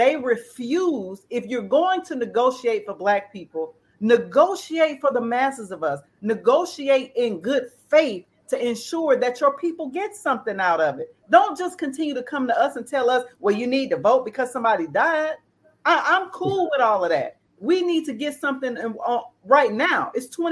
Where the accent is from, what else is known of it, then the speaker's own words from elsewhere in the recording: Selma, Alabama, United States; I grew up in Selma, Alabama